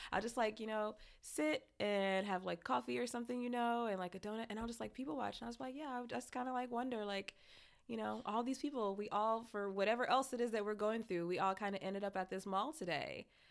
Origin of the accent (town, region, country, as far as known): Lansing, Michigan, United States; born or raised there; moved away